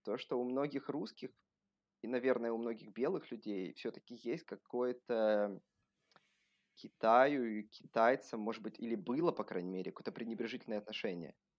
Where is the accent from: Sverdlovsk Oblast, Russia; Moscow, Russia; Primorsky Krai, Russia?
Primorsky Krai, Russia; Vladivostok; moved away as an adult; also born or lived in Shanghai, China; now in Germany; я сам родился во Владивостоке, всю жизнь там, ну, не всю жизнь, там до каких-то 22 лет я там жил.